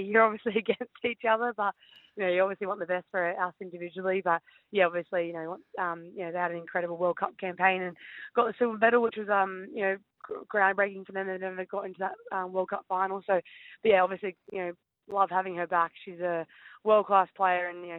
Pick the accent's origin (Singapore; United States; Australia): Australia; Penrith, New South Wales; I grew up in Penrith